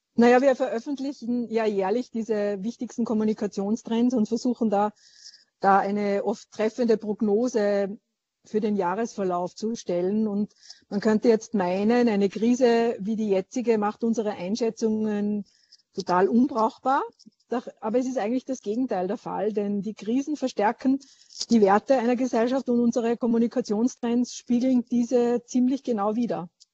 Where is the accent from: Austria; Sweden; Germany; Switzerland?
Austria; Niedernsill, Salzburg; now in Vienna, Austria; Niedernsill Bezirk Zell am See, Pinzgau, Land Salzburg.